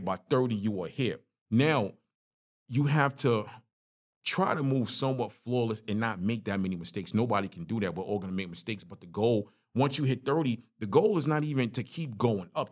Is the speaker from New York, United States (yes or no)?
yes; New York City, New York, United States; moved away; My story growing up in Brooklyn, growing up in a one bedroom apartment. Crown Heights is rough.